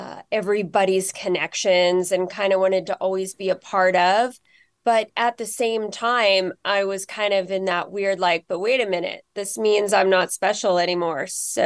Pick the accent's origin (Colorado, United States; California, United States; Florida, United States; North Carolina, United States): California, United States; also born or lived in Los Angeles; now in Seattle, United States; And then we moved up to the Bay Area, Silicon Valley, when I was a year old. And that's where I grew up before college, back in LA, and then back to Silicon Valley.